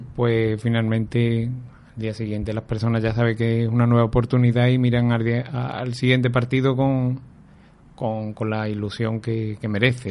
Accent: Aljarafe, Seville, Andalusia, Spain; yo soy de Anarcasa, de, un pueblecito de aquí de la Jarafe de Sevilla

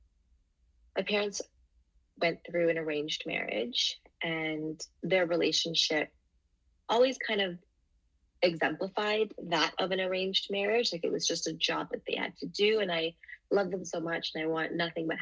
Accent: Canada; also born or lived in Singapore; And I was born in Singapore. And when I was 3, I immigrated here to Canada

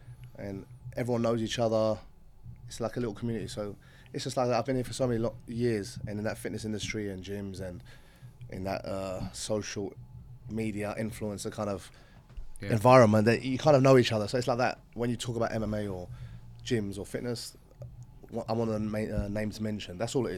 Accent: Canvey Island, East of England, United Kingdom; moved away as an adult; also born or lived in London, United Kingdom; now in Dubai, United Arab Emirates; on Canvey Island. No one might know that, but it's a little island in Essex near Leon Sea and between Basildon and Leon Sea. And it's like my hometown. We call it the Rock. One road on, one road off.

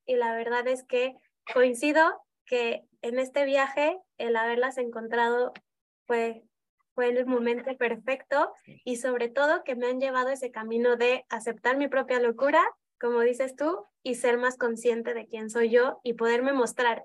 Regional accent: Mexico City, Mexico; moved away as an adult; also born or lived in Buenos Aires; now in León, Mexico; yo soy de Ciudad de México y me mudé a León hace ocho años cuando mi primera hija nació

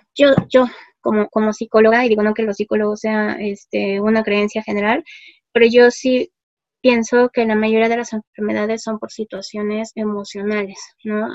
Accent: Mexico; somos los mexicanos

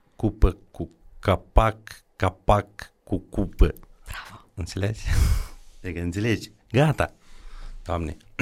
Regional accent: Drochia, Moldova; eu la Drochea

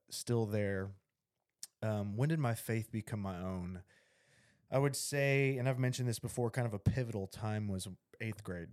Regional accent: Little Rock, Arkansas, United States; also born or lived in Bryant, Arkansas; I grew up in Little Rock

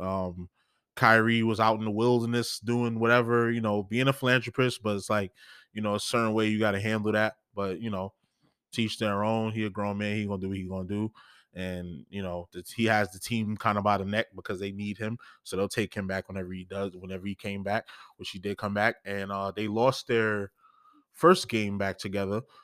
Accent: New York, United States; I'm from New York

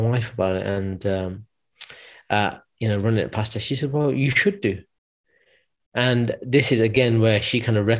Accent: United Kingdom; moved away as an adult; also born or lived in London / United States; there was a school in my hometown, because I was originally in London, so I ended up going back to Midlands

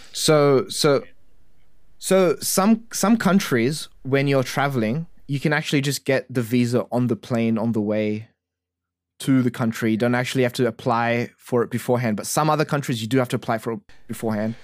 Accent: Australia; as an Australian

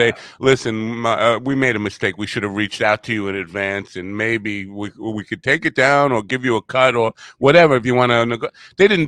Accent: New York, United States; accent: New York; my New York accent

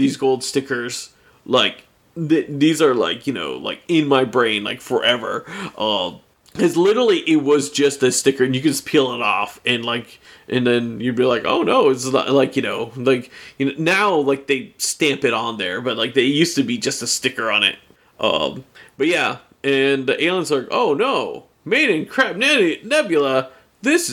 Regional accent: United States; he knew I was from America

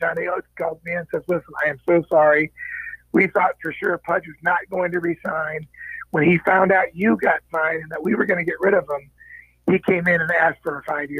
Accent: Cincinnati, Ohio, United States; as a kid growing up in Cincinnati, Ohio, with the Big Red Machine

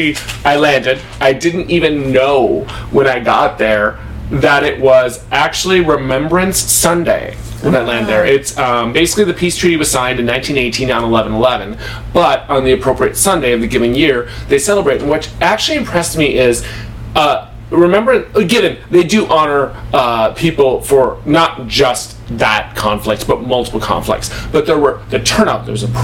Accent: United States; accent: American; I am American

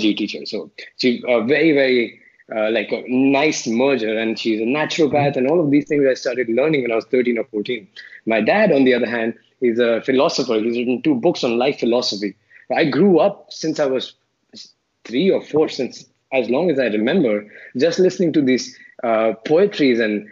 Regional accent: Delhi, India; moved away as an adult; also born or lived in Chandigarh / Mumbai / Philippines / Kuala Lumpur; I grew up in Delhi

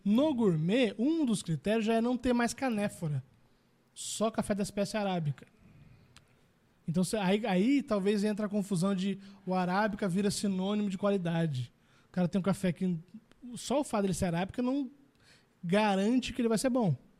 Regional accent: Brazil; a gente é brasileiro

